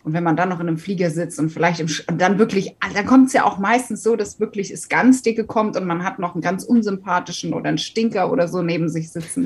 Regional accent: Katzenellenbogen, Rhineland-Palatinate, Germany; also born or lived in Wiesbaden / Taunusstein; kurz bevor ich dann in die Schule gekommen bin, sind meine Eltern raus aufs Land gezogen. Ja, in die Nähe der Ort, das kriegen immer ganz viele nicht auf die Kette. Und wenn man irgendwo was zum Ausfüllen hatte, hat der Platz auch nie gereicht. Das hieß Katzenellenbogen

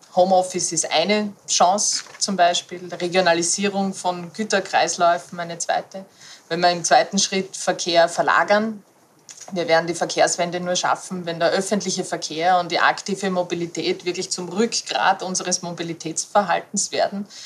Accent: a small village outside Graz, Styria, Austria; ich bin am Land aufgewachsen, in einem kleinen Ort außerhalb der, äh, der Stadt Graz, also der Landeshauptstadt Graz

